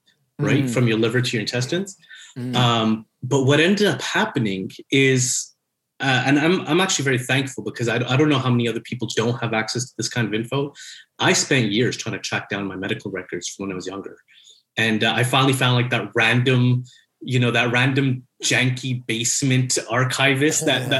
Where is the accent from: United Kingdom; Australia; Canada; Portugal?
Canada; Montreal, Quebec; I'm born and raised in Montreal.